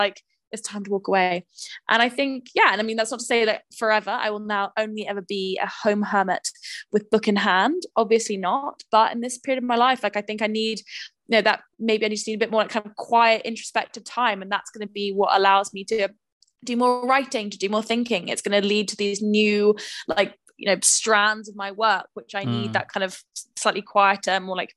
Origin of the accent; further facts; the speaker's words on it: London, United Kingdom; also born or lived in Manchester; I grew up in London